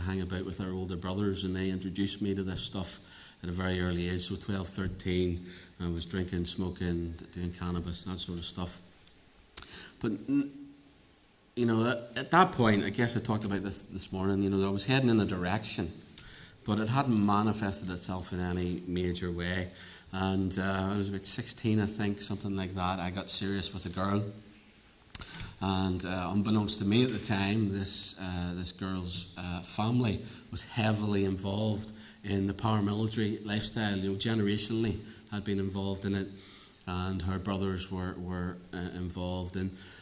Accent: Northern Ireland, United Kingdom; also born or lived in Cambridge

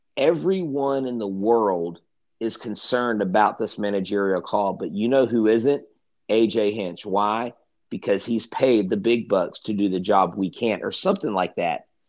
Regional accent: Texas, United States

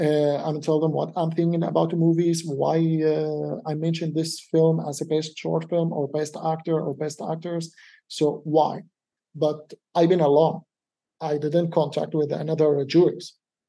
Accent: Denmark; English is a second language; Like I'm from Denmark, but I came from Syrian background.

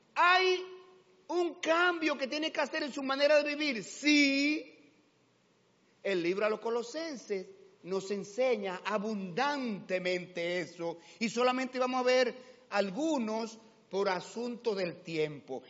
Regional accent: Dominican Republic; Aunque la cédula diga dominicano, sí, soy dominicano, claro que sí, orgulloso de ser dominicano

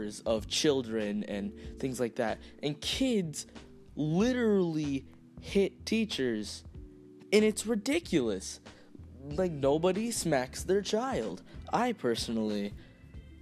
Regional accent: United States; I am Latino. I was born here in America

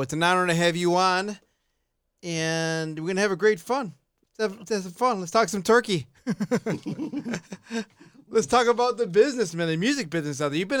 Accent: Chicago, Illinois, United States; Chicago born, South Side.

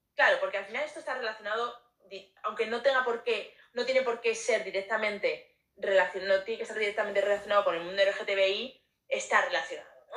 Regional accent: Zaragoza, Aragon, Spain; now in Madrid, Spain; yo soy de Zaragoza

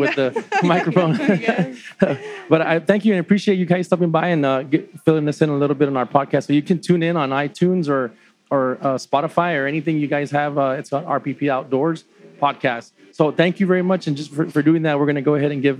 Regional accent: Edinburg, Texas, United States; We're from Edinburgh

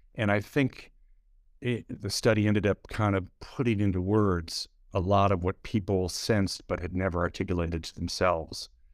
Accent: Minnesota, United States; moved away as an adult; now in New York City, United States; I grew up in a, a large family in a small town in, uh, Minnesota

